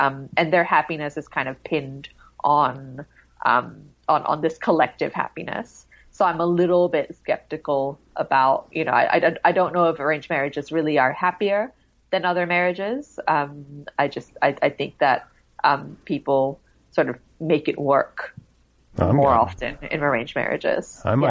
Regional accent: Singapore; I think when I was growing up in Singapore, because we moved internationally so much and then we would come back here, I just didn't really feel like I belonged very much.

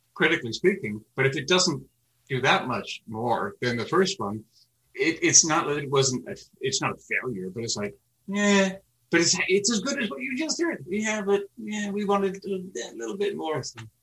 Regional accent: Canada; born on the other side of and growing up in Canada

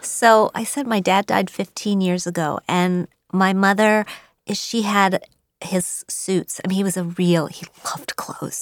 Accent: Wheeling, West Virginia, United States; I grew up in Wheeling, West Virginia

